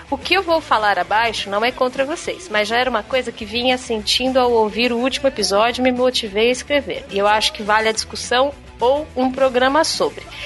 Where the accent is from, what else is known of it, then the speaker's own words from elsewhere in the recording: São Paulo, Brazil; eu sou de São Paulo.